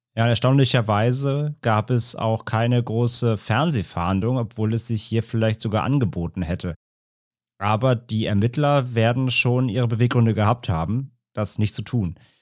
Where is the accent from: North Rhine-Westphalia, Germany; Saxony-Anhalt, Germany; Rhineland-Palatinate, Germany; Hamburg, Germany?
Rhineland-Palatinate, Germany; Ahr valley district, near Koblenz; in der Region, in der ich aufgewachsen äh, bin. Ich komme aus dem Ahrtalkreis